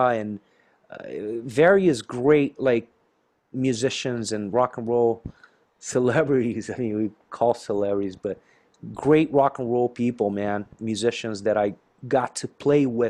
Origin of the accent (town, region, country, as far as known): inland southern Brazil, south of Brazil, Brazil; born or raised there; moved away